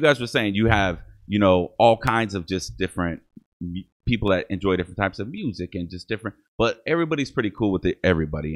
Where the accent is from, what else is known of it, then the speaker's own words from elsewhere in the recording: Toledo, Ohio, United States; first language English; I'm also German on my mother's side, but I grew up with my Mexican family here